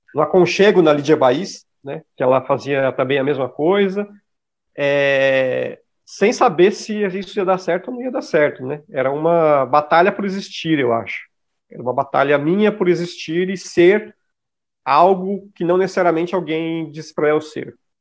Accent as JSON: {"language": "Portuguese", "region": "São Paulo", "country": "Brazil", "said": "eu sou de São Mateus, que é um bairro que tem grupos de raps muito importantes"}